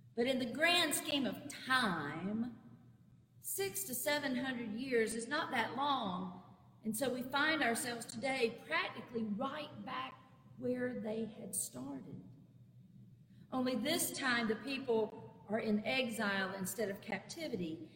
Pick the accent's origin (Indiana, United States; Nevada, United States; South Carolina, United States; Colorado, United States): South Carolina, United States; Clinton; My hometown of Clinton, South Carolina, is located on the interstate almost exactly halfway between Columbia and Greenville in upstate South Carolina